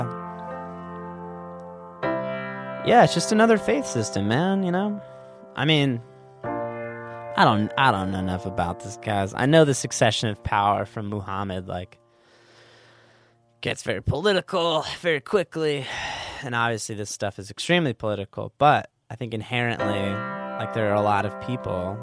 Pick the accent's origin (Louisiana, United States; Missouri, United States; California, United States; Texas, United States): California, United States; Orange County, Southern; I grew up in Southern California.